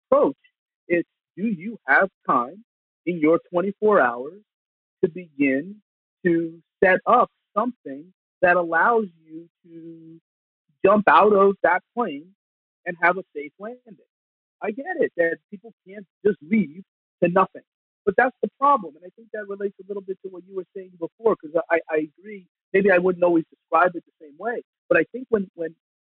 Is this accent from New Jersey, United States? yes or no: yes; New York area, New Jersey, United States; I come from New Jersey, New York area.